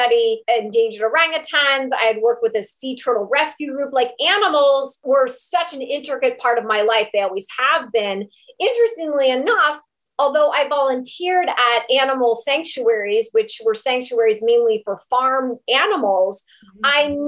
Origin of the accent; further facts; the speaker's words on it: Ohio, United States; moved away as an adult; also born or lived in New York City; I moved back to my hometown here in Ohio where we live